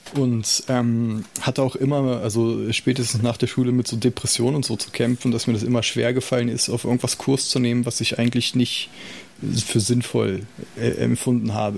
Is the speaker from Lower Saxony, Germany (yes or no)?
yes; Salzgitter, Lower Saxony, Germany; ich bin in Salzgitter groß geworden